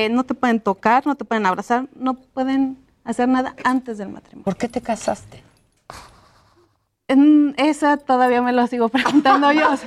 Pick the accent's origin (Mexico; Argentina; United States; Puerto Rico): Mexico; Toluca, State of Mexico; now in London, United Kingdom; Eh, soy originaria de Toluca, mi familia es de Villa Victoria